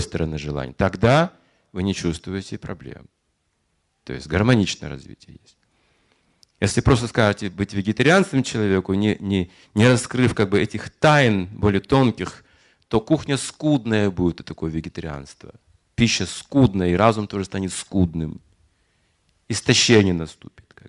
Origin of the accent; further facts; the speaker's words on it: Yuryevka, Kazakhstan; moved away; я же родился в Юрьевке, Мать родилась тоже в Казахстан